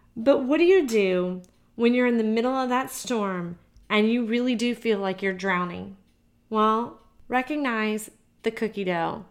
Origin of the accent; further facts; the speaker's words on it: Georgia, United States; I'm from Georgia. We, we don't have hills here